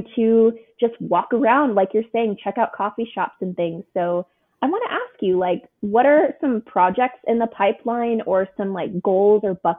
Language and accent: English; Houston, Texas, United States; Like I'm coming from Houston, from Texas.